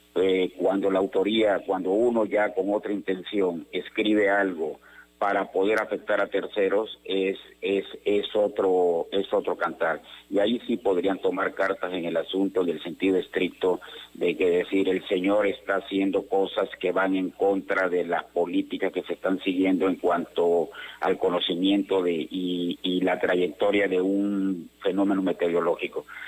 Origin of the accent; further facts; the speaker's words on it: Tabasco, Mexico; soy tabasqueño y porque amo a Tabasco